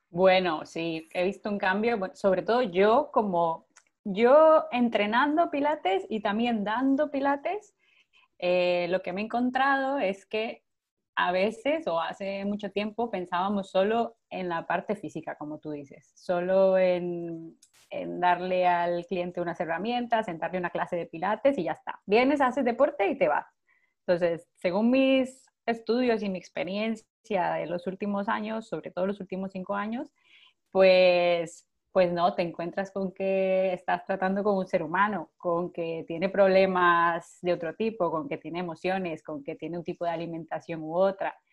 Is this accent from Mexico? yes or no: no; Costa Rica; moved away as an adult; now in Barcelona, Spain; yo soy de Costa Rica, pero vivo en Barcelona ya hace seis años.